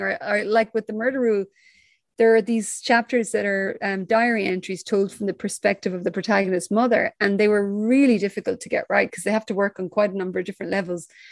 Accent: Ireland; I grew up in Ireland.

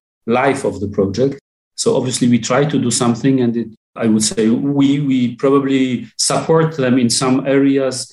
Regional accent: Warsaw, Masovian Voivodeship, Poland; English is a second language; also born or lived in France; I'm born and raised in Warsaw. I spent some time in France, but I most of the of my life I spent it in Warsaw

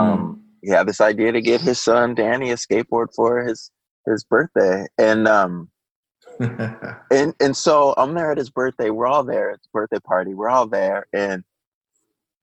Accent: San Jose, California, United States; also born or lived in San Francisco / Orange County; Then my parents moved us to San Jose, just about an hour south.

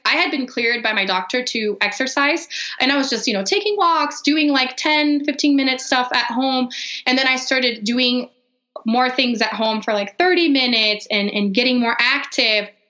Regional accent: Brazil; English is a second language; moved away as an adult; now in Denver, United States; So I am actually from Brazil. I grew up there, lived there my whole life until I married an American and moved to Denver.

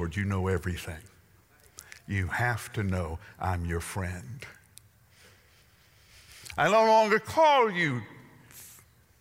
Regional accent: the South, United States; I'm from the South.

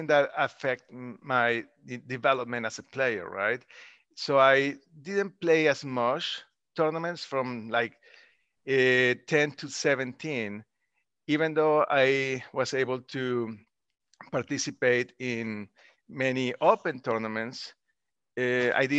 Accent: Colombia; moved away as an adult; now in United States; I grew up in Colombia.

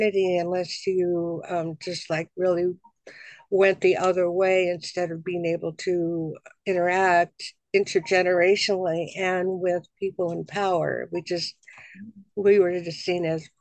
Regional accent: Boulder, Colorado, United States; moved away; I was growing up in Boulder, Colorado, which is kind of like a la la land of the world

